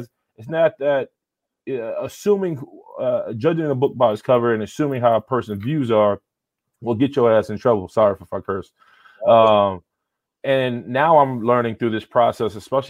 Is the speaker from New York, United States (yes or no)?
yes; New York City, New York, United States; I'm from the South Bronx, New York, born and raised.